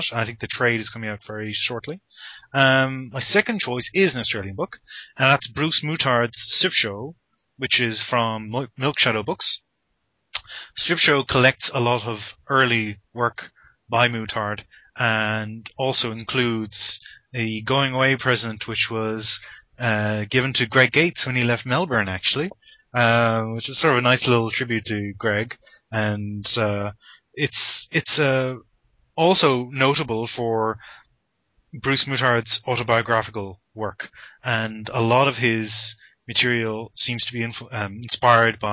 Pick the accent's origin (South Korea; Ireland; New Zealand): Ireland; growing up in Ireland